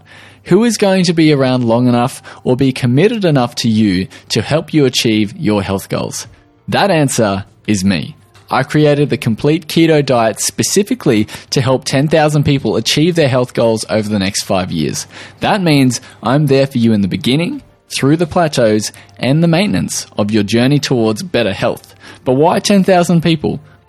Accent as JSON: {"language": "English", "country": "Australia", "accent": "Australian"}